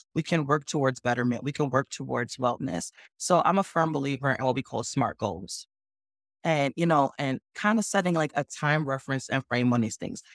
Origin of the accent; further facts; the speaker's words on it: New York City, New York, United States; born and raised in the Bronx, New York